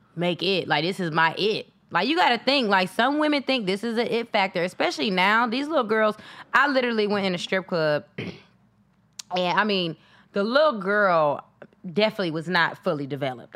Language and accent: English; Atlanta, Georgia, United States; moved away as an adult; now in Los Angeles, United States; I'm from Atlanta, so I'm like, you know, grew up on the east side, Stone Mountain